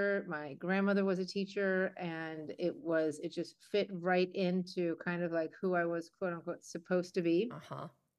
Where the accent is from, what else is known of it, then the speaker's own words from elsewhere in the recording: Chicago, Illinois, United States; also born or lived in Boston; I am a native to Chicago